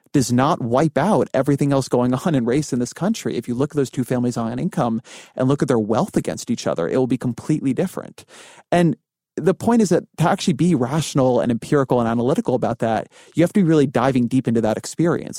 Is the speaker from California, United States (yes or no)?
yes; California, United States; moved away; also born or lived in Washington, D.C.; I'm Jewish, I'm Californian, um, I, like, lived in Washington, D C